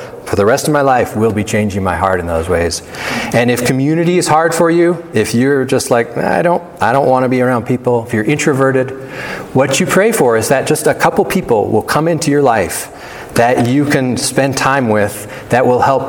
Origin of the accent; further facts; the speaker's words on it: United States; also born or lived in Canada (half Canadian); now in Big Sky, United States; We're Americans